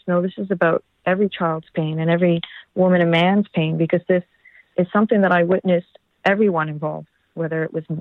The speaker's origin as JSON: {"language": "English", "country": "Canada", "said": "as Canadian citizens"}